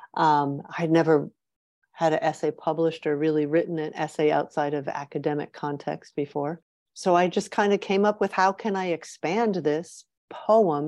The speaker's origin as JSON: {"language": "English", "region": "New York", "country": "United States", "tie": "born or raised there", "also_born_or_lived": "Michigan", "moved": "as an adult", "lives_now": "Ontario, Canada", "said": "I grew up in New York State"}